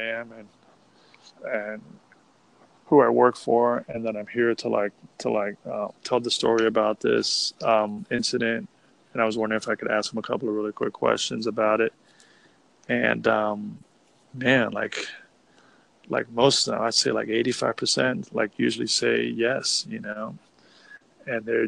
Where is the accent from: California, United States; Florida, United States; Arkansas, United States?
Florida, United States; Miami; now in Austin, United States; I'm from South Florida. I'm from Miami